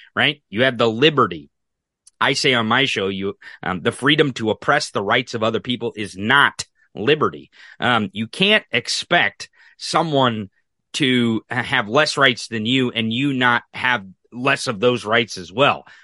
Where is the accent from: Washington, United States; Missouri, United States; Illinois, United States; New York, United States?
Missouri, United States; I'm from Missouri. I'm from the rural